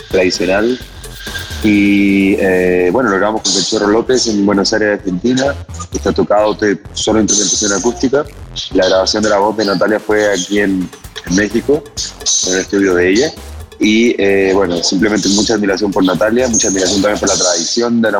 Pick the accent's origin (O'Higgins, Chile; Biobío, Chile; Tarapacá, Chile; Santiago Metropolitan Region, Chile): Santiago Metropolitan Region, Chile; Santiago; de Santiago de Chile.